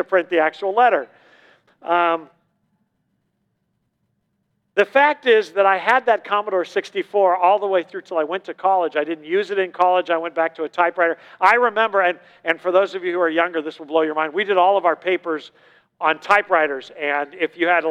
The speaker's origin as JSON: {"language": "English", "region": "Southern California", "country": "United States", "moved": "yes", "said": "I'm from Southern California, you know, the hub of the 80s"}